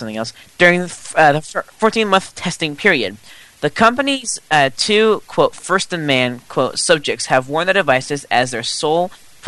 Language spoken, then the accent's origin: English; United States; I'm too American, okay?